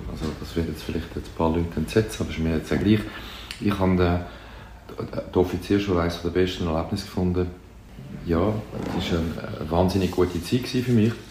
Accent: Zürich, Switzerland; Im Seefeld, okay. Feldeckstrasse. Ja. Ecke äh, Mühlenbachstrasse.

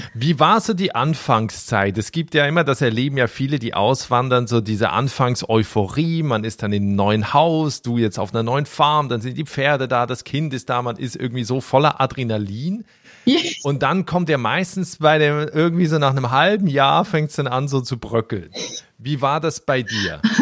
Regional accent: Switzerland; ich komme ja aus der Schweiz

